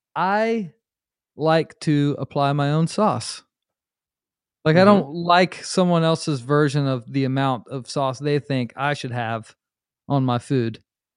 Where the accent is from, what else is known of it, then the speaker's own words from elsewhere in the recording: Charlotte, North Carolina, United States; born there; but I was born in Charlotte, North Carolina. So maybe that's where it comes from because like North Carolina, like Lexington style barbecue is the vinegar base.